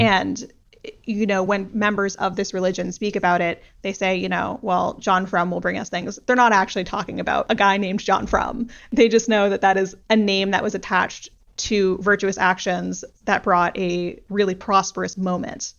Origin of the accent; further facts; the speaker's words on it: United States; as an American